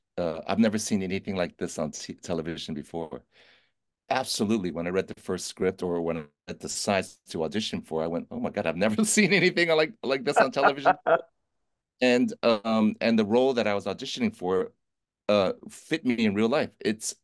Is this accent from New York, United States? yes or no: no; Oakland, California, United States; I was born in Oakland, California, where Brandon Lee was born and where Bruce Lee had his first studio. Right down the street, it's like MacArthur Broadway area. I was born in a hospital near there